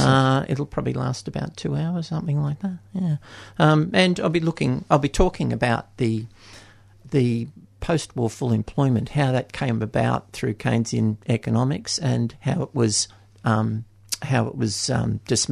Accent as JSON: {"language": "English", "town": "Newcastle", "region": "New South Wales", "country": "Australia", "said": "Well, I'm down from Newcastle to give a talk tomorrow at the Kathleen Syme Centre."}